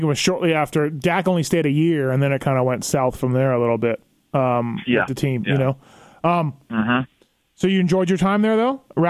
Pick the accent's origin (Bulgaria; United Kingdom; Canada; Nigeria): Canada; me being Canadian